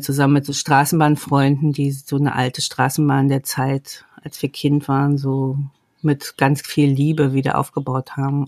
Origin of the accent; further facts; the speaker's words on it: the East, East Germany, Germany; Ich bin ja ähm, im Osten groß geworden, sozialisiert worden